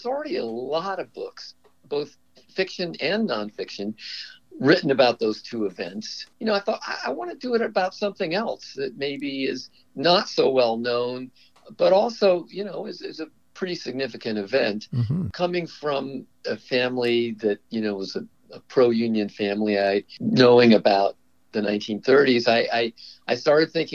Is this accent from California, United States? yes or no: yes; Berkeley, California, United States; also born or lived in New York City; I grew up in North Oakland and Berkeley, attended Berkeley High